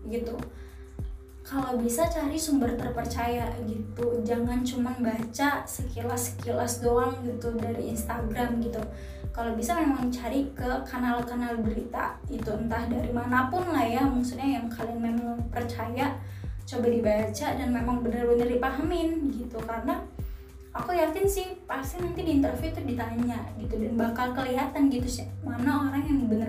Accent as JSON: {"language": "Indonesian", "town": "Medan", "region": "North Sumatra", "country": "Indonesia", "said": "oh karena aku dari Medan kan ya, jadi mereka nanya nanti kalau misal kamu beneran keterima uh, kerja di Jakarta kamu tuh mau tinggalnya di mana gitu"}